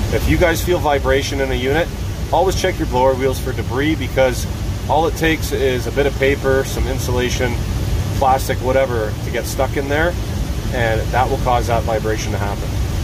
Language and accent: English; Canada; I'm Canadian